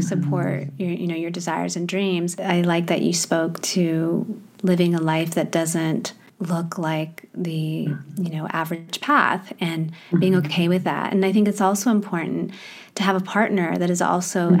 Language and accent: English; Midwest, United States; moved away; also born or lived in Thailand / Hong Kong / Australia; I also grew up in the Midwest.